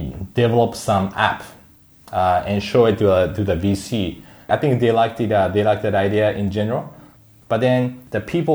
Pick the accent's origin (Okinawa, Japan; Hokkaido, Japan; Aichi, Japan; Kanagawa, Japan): Kanagawa, Japan; Yokohama; moved away as an adult; also born or lived in Tokyo / Seattle; I was born in Tokyo, grown up in Yokohama, and I went to Seattle for university